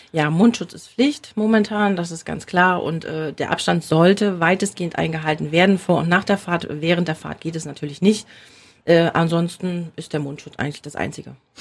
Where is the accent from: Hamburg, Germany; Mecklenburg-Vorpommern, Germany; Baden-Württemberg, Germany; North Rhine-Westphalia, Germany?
Mecklenburg-Vorpommern, Germany; hier bei uns in Mecklenburg-Vorpommern